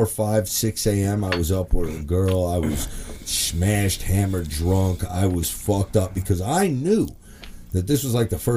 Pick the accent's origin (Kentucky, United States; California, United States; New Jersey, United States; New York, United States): New Jersey, United States; South Hackensack; I grew up in South Hackensack